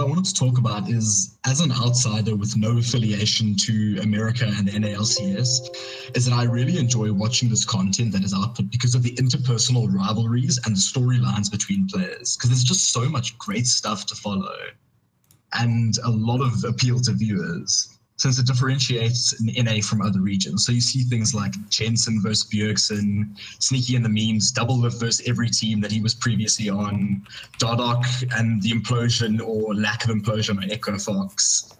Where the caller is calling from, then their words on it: Cape Town, Western Cape, South Africa; It's actually, I'm calling from Cape Town, South Africa.